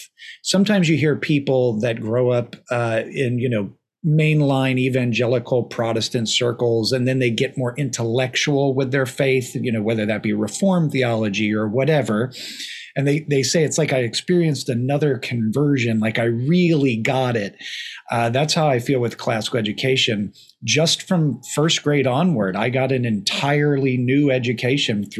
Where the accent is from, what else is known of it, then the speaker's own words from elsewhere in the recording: New Jersey, United States; we grew up in Jersey